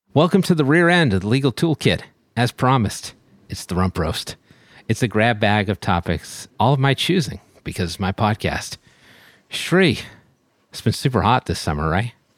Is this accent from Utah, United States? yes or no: no; Boston, Massachusetts, United States; I'm from Boston